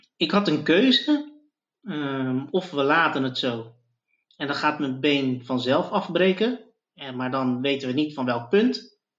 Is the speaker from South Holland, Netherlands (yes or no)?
yes; Zoetermeer, South Holland, Netherlands; now in The Hague, Netherlands; ik ben opgegroeid in Zoetermeer